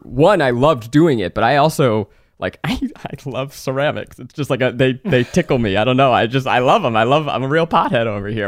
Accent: New York, United States; also born or lived in Boston; now in California, United States; I grew up in New York, and I, then I moved to Boston and then to California

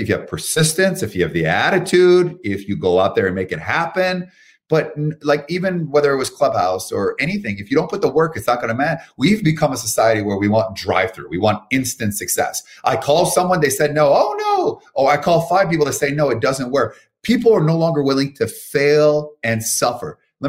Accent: Canada; moved away as an adult; now in United States; I'm from Canada. Came here over 10 years ago

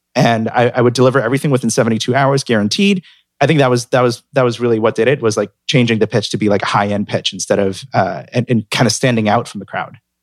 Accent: San Francisco, California, United States; moved away as an adult; also born or lived in Hong Kong / New York; I'm from San Francisco

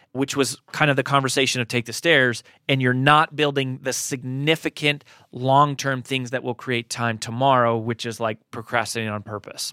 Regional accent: Colorado, United States; moved away as an adult; now in Nashville, United States; I grew up in Colorado. We've been in Nashville since twenty ten

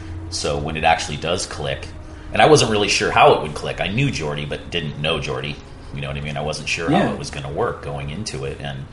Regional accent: Santa Cruz, California, United States; I came from Santa Cruz where no one was a pro surfer at the time, or at least a competitive surfer.

